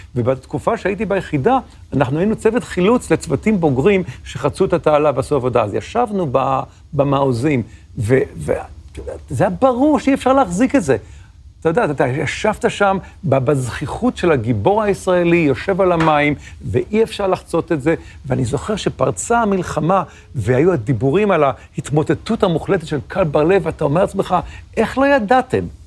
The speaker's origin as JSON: {"language": "Hebrew", "town": "Ramat Gan", "region": "Tel Aviv District", "country": "Israel", "tie": "born or raised there", "also_born_or_lived": "New York", "said": "בתור נער רמת גני"}